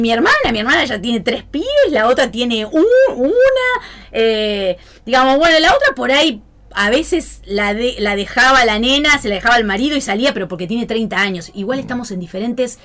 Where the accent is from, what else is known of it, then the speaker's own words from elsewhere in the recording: Pergamino, Buenos Aires Province, Argentina; soy de Pergamino.